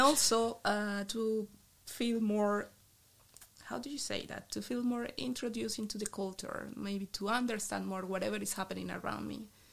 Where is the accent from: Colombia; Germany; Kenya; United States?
Colombia; Bucaramanga, Santander; English is a second language; moved away as an adult; also born or lived in Nijmegen, Netherlands / Maastricht, Netherlands; now in Eindhoven, Netherlands; in my city, I'm from Bucaramanga, a little city in the northeast